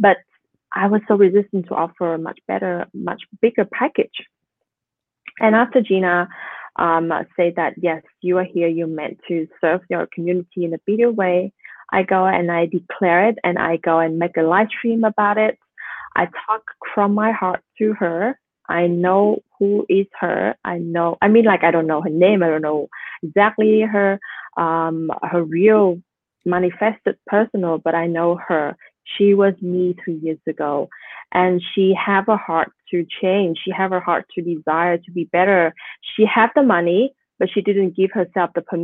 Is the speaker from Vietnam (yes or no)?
yes; Vietnam; I'm a Vietnamese woman. I'm not an Australian. I'm a Vietnamese, and I am having a story of I'm living in that third world country.